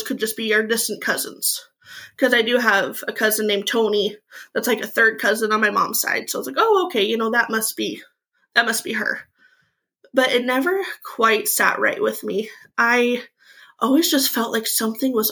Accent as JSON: {"language": "English", "region": "Eastern Washington", "country": "United States", "tie": "born or raised there", "said": "I grew up in Eastern Washington in a small mining and logging town."}